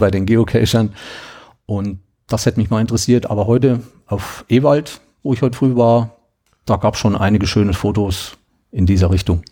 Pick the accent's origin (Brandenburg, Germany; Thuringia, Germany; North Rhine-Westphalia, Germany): Thuringia, Germany; ich komme aus Thüringen